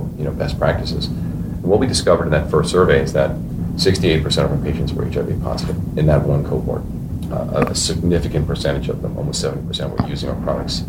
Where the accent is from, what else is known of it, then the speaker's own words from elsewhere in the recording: Maryland, United States; I grew up in Maryland.